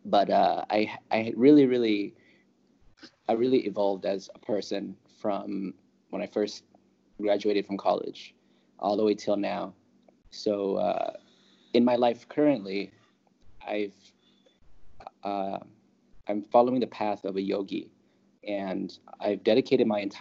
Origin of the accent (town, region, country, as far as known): California, United States; moved away as an adult; also born or lived in Los Angeles; now in Thailand